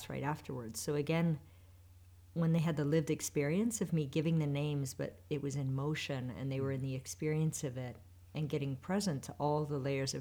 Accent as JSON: {"language": "English", "region": "Western Canada", "country": "Canada", "tie": "born or raised there", "said": "I grew up in Western Canada in the Canadian Rockies."}